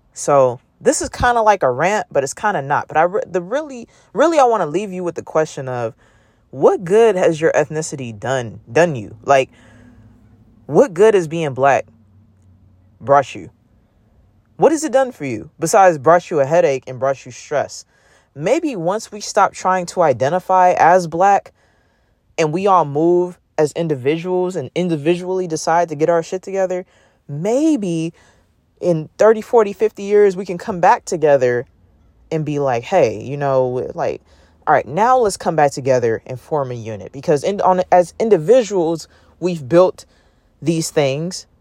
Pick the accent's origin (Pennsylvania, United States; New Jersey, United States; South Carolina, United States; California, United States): California, United States; Oakland; I'm from Oakland, California